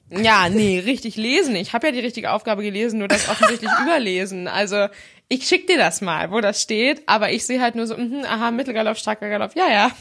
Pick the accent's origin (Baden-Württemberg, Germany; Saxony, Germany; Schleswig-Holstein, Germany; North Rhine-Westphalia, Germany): Schleswig-Holstein, Germany; hier bei uns in Schleswig-Holstein